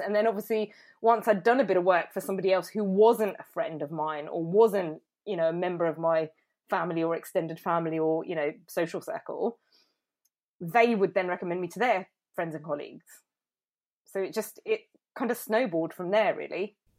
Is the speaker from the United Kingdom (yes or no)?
yes; Milton Keynes, South East England, United Kingdom; moved away as an adult; I grew up in Milton Keynes, when I moved back, I didn't really know anybody